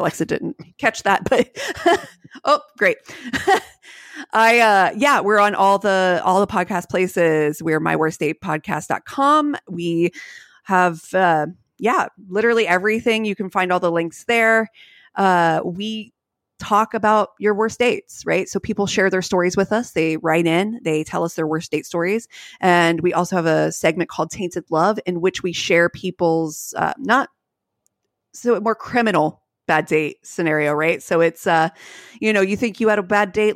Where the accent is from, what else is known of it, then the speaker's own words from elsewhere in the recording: Columbus, Ohio, United States; we're from Columbus